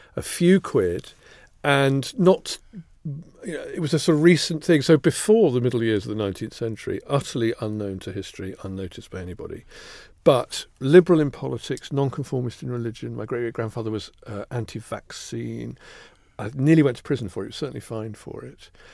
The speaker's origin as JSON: {"language": "English", "town": "Kettering", "region": "East Midlands", "country": "United Kingdom", "tie": "born or raised there", "also_born_or_lived": "Northampton", "said": "I was born in Northampton, grew up near Kettering"}